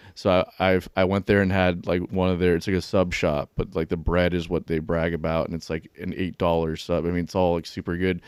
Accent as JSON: {"language": "English", "town": "Pembroke Pines", "region": "Florida", "country": "United States", "moved": "yes", "lives_now": "Jacksonville, United States", "said": "I'm from, uh, like, Broward, like, Pembroke Pines area."}